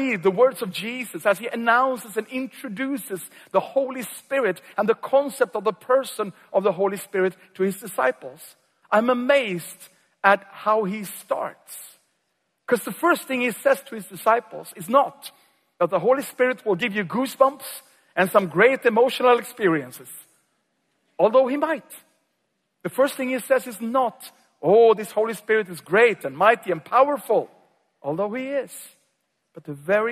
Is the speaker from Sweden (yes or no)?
yes; Sweden; also born or lived in Uppsala, Sweden